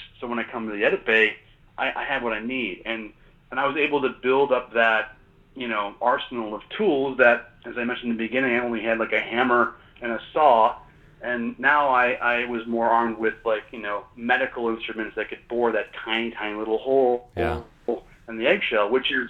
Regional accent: Maine, United States; And I grew up in Maine, and I grew up, you know, in the outdoors and on water, but, you know, nothing prepares you for the Bering Sea.

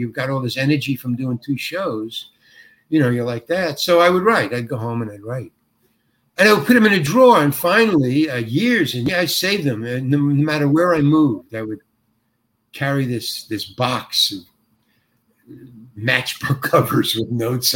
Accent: New York, United States; moved away; I'm from New York and I lived in the Village and stuff.

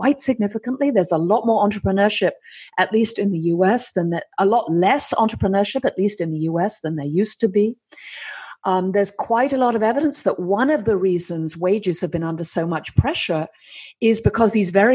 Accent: United Kingdom; I'm British and female

